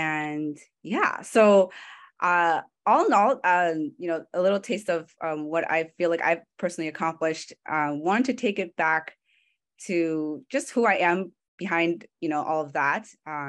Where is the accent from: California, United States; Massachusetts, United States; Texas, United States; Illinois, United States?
California, United States; San Francisco; Francisco native, right? So kind of a small set, kind of a minority within already a minority group. So I was born in California, and I was raised by a single mom.